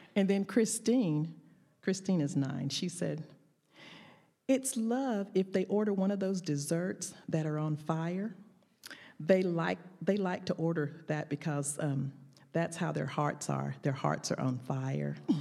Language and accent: English; the South, United States; accent: Southern drawl; my Southern drawl